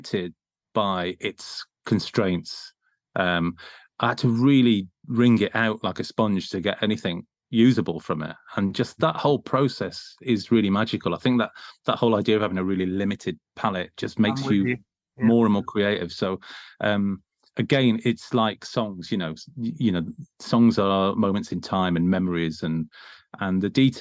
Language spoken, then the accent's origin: English; West Bromwich, West Midlands, United Kingdom; I grew up near the West Brom ground